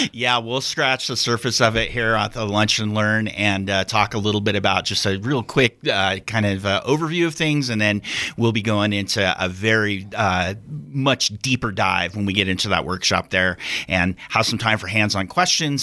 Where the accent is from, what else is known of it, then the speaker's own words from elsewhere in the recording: Central Oregon, United States; moved away as an adult; now in Wyoming, United States; I'm actually come from Oregon. Um, was there for most of my life